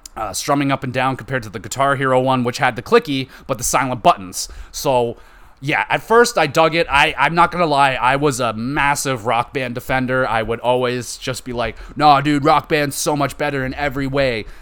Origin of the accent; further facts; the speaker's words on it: Canada; I'm Canadian, so we do a school trip to Ottawa